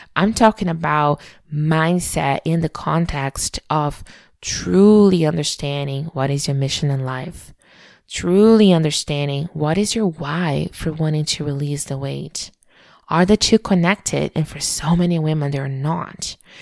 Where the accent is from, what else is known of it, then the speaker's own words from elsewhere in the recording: Brazil; moved away as an adult; being born and raised in Brazil